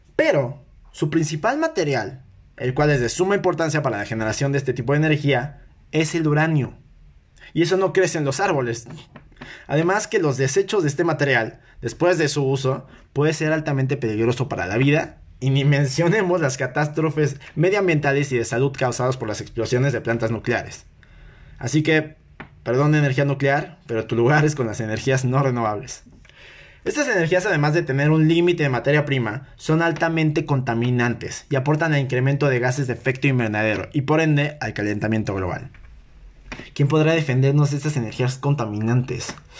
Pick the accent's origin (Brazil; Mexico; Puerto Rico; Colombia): Mexico; yo que soy mexicano